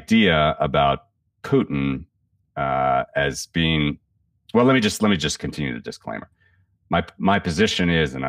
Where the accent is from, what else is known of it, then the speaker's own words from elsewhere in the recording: Ohio, United States; moved away; I'm from the Midwest originally. I'm from Ohio.